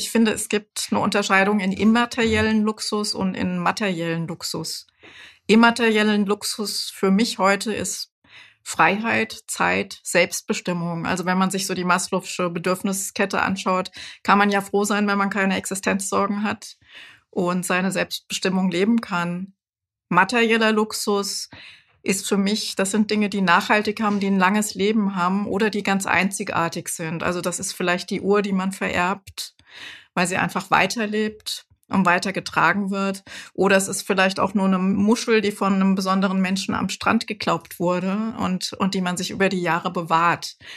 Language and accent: German; Frankfurt, Hesse, Germany; dann hier in Frankfurt, ich bin ja ein Frankfurter Kind, habe ich äh, Psychologie studiert